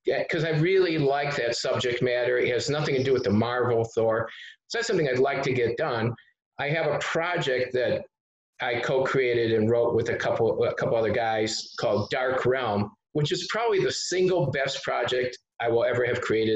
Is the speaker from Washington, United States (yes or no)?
no; Detroit, Michigan, United States; I come from Detroit